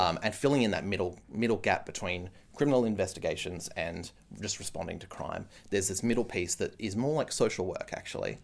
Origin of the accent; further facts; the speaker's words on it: Canberra, Australian Capital Territory, Australia; growing up in Canberra.